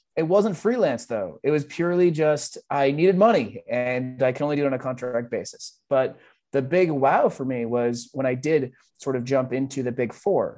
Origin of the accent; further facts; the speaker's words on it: Boston, Massachusetts, United States; growing up in Boston